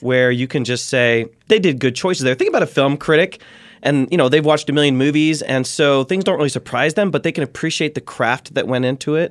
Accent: Ohio, United States; born and raised in Ohio, the heartland

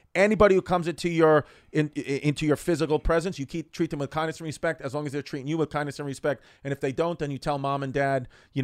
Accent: Galveston, Texas, United States; I just said fucking Gal. Dude, I'm from Galvin, Texas.

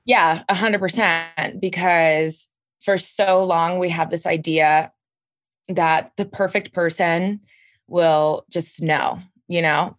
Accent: Miami, Florida, United States; I'm from Miami, Florida

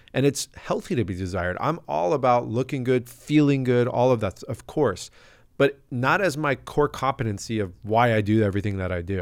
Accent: La Jolla, California, United States; I'm from La Jolla, California, born and raised.

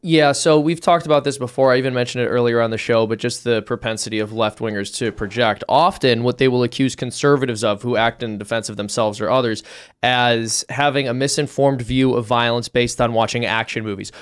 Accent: Cook County, Illinois, United States; moved away; I was also born and raised in Cook County

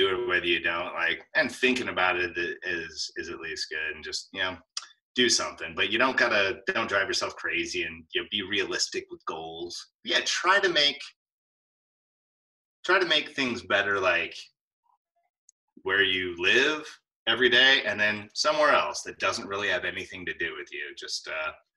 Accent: Alaska, United States; I grew up in Alaska

